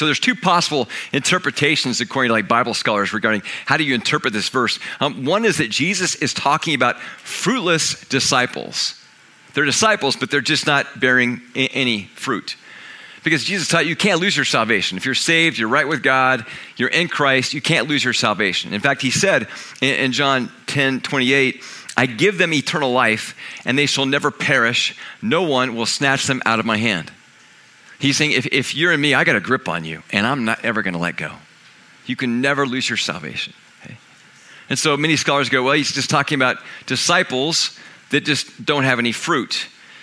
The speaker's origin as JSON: {"language": "English", "region": "Kansas", "country": "United States", "moved": "yes", "said": "I'm from Kansas"}